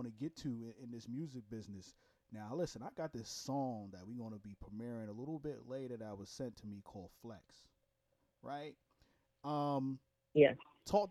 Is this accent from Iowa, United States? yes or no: no; New York, United States; now in Jacksonville, United States; I'm from Brooklyn, New York originally. I just live in Florida